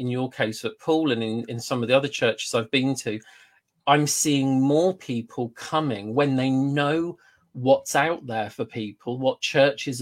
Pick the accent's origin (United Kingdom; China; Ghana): United Kingdom; we are British